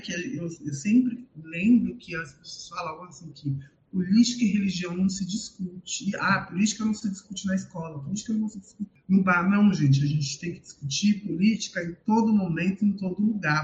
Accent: São Paulo, Brazil; eu saí da Zona Sul, mas a Zona Sul não sai de mim

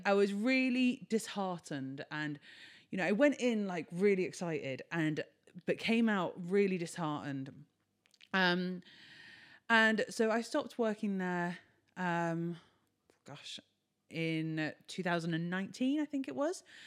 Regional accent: Brighton, South East England, United Kingdom; we started events in Brighton, which is my hometown

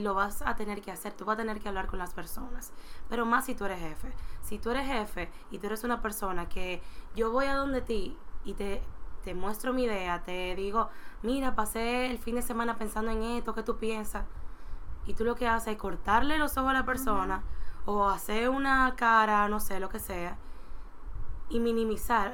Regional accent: Dominican Republic; como sociedad dominicana nosotros

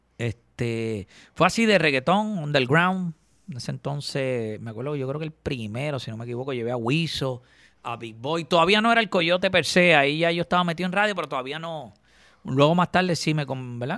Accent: Caguas, Puerto Rico; also born or lived in Gurabo; yo soy de Cagua

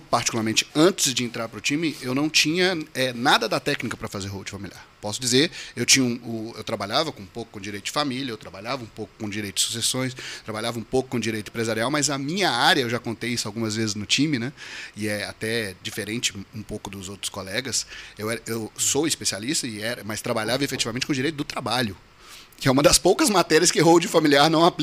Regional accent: Belo Horizonte, Minas Gerais, Brazil; eu sou advogado, né? E sou de Belo Horizonte, Minas Gerais.

